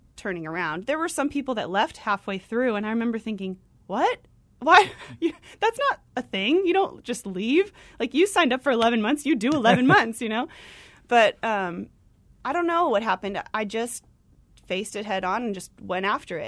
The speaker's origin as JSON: {"language": "English", "town": "Tucson", "region": "Arizona", "country": "United States", "tie": "born or raised there", "also_born_or_lived": "Flagstaff, Arizona / Gainesville, Georgia", "moved": "as an adult", "said": "I'm from Arizona. I went to school here, um, in Flagstaff and grew up in Tucson"}